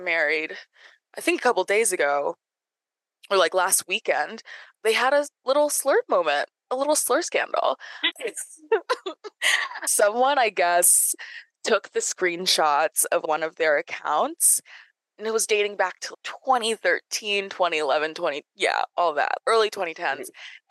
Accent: the South, United States; I'm from the South

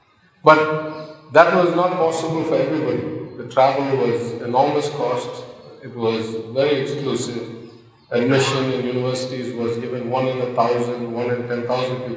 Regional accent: Madurai, Tamil Nadu, India; Madurai, the hometown for most of us

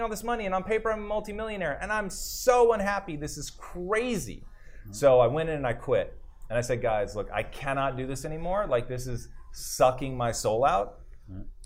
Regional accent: Tacoma, Washington, United States; I grew up in Tacoma, Washington

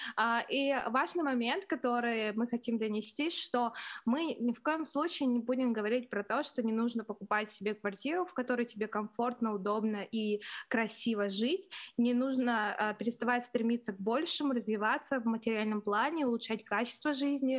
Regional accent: Irkutsk, Irkutsk Oblast, Russia; now in Moscow, Russia; я сама из маленького города, город Иркутск, это возле Байкала

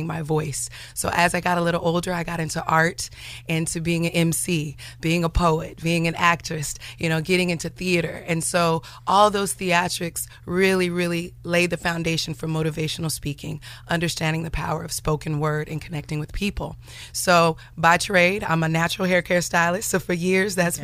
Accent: Sacramento, California, United States; also born or lived in Detroit, Michigan; I was born in Detroit. I'm a Cali girl and I was raised in Sacramento

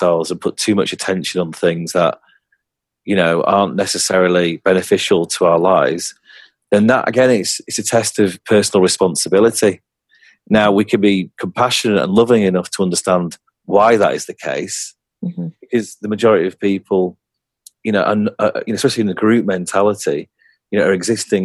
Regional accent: England, United Kingdom; I'm from England

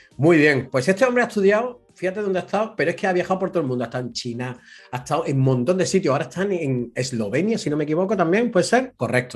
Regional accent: Spain; moved away; also born or lived in England

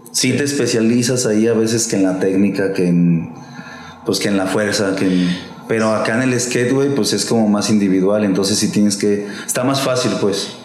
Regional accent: Aguascalientes, Mexico; yo soy de Aguascalientes

